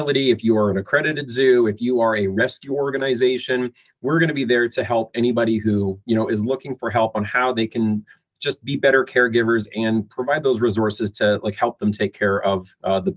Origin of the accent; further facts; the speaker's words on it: Fort Macleod, Alberta, Canada; I'm Canadian. I was born and raised in a little tiny town in southern Alberta called Fort McLeod.